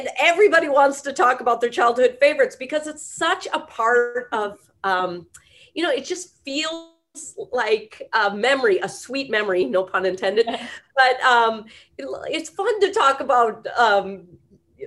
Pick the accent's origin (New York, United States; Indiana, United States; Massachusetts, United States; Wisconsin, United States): Wisconsin, United States; moved away as an adult; now in Colorado, United States; I'm from Wisconsin originally, and then came out to school here in Northern Colorado